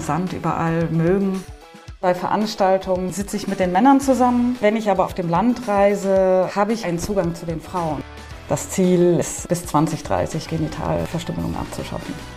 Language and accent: German; Germany; moved away as an adult; now in Nouakchott, Mauritania; als Deutsche